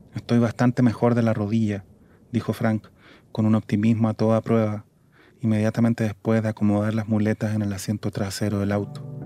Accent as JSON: {"language": "Spanish", "country": "Chile", "moved": "as an adult", "lives_now": "Mexico City, Mexico", "said": "como tantos chilenos"}